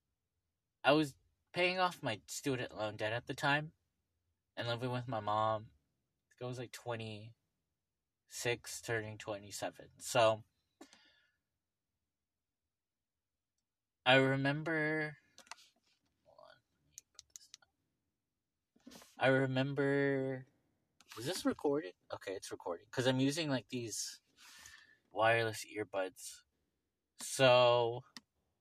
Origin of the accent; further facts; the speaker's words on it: Los Angeles, California, United States; I grew up in Venice.